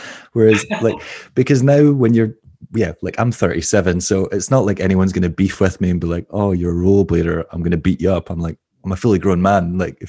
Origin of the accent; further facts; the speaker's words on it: Scotland, United Kingdom; now in Glasgow, United Kingdom; Like maybe 45 minutes outside Glasgow. So like half an hour on the train, but yeah, lived in Glasgow for over a decade now.